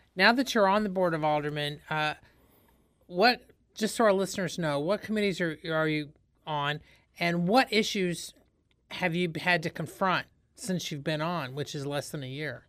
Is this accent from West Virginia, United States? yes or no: no; Indiana, United States; moved away as an adult; now in St. Louis, United States; I'm from Indiana